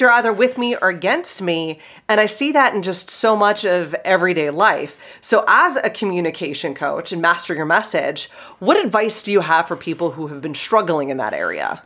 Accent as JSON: {"language": "English", "town": "Pittsburgh", "region": "Pennsylvania", "country": "United States", "said": "I'm from Pittsburgh and I have a funny accent"}